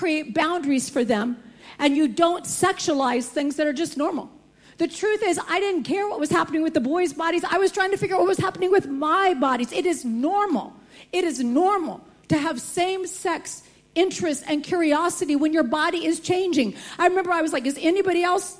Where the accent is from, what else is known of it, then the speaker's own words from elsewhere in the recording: United States; Growing up in America, I had never heard the gospel